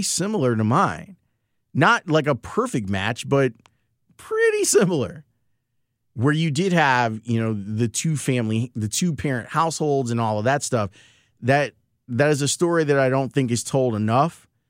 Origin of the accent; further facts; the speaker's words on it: Chicago, Illinois, United States; I was born in the Loden Homes project, so off of ninety-fifth Street. And I spent the majority of my time growing up. Not, I went to school across the street at Saint Thaddeus, right there on ninety-fifth and Harvard